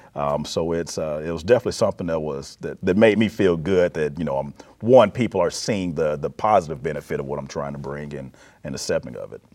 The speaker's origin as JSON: {"language": "English", "town": "Florence", "region": "Alabama", "country": "United States", "tie": "born or raised there", "also_born_or_lived": "Mississippi / Arizona / Texas / Illinois", "moved": "as an adult", "lives_now": "Peoria, United States", "said": "born and raised in Alabama, lived in Mississippi, Arizona, Texas, Illinois"}